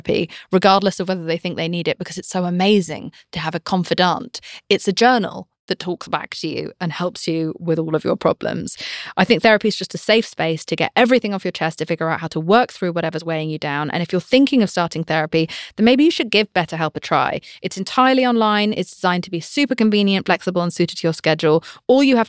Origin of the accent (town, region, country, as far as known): United Kingdom